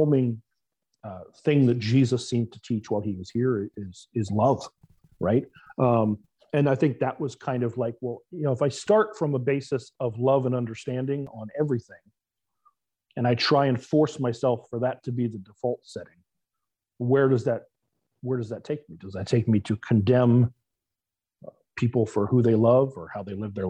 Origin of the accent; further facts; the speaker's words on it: South Florida, United States; I grew up in South Florida. I still reside in Florida.